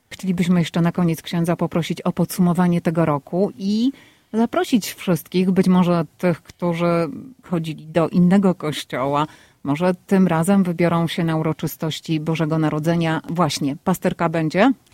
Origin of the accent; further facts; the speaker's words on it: Poland; now in United States; Wszyscy my, którzy mieszkamy w Stanach Zjednoczonych, a pochodzimy z Polski